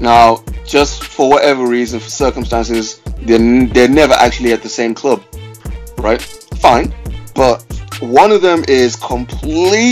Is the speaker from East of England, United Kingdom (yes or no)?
no; Manchester, North West England, United Kingdom; also born or lived in Cardiff; I'm from Manny